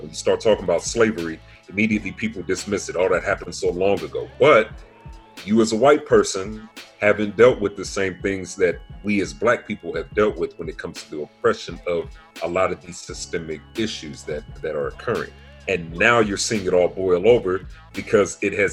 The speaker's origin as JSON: {"language": "English", "town": "Pomona", "region": "California", "country": "United States", "tie": "born or raised there", "said": "in my hometown of Pomona"}